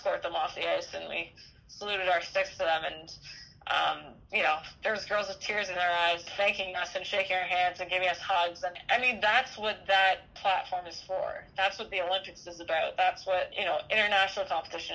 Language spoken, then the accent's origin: English; Canada; camaraderie and pride in being Canadian